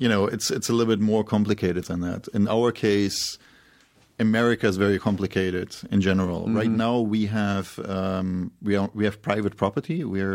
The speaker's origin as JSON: {"language": "English", "region": "Berlin", "country": "Germany", "tie": "born there", "said": "I was born in Berlin"}